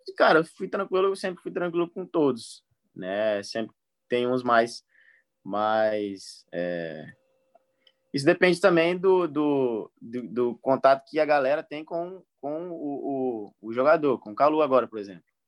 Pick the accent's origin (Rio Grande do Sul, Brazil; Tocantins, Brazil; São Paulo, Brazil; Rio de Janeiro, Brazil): Tocantins, Brazil; Palmas; moved away